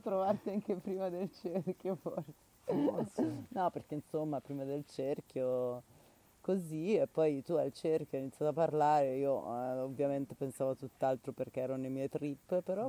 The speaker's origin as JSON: {"language": "Italian", "town": "Milan", "region": "Lombardy", "country": "Italy", "tie": "born or raised there", "moved": "yes", "said": "sono nata a Milano"}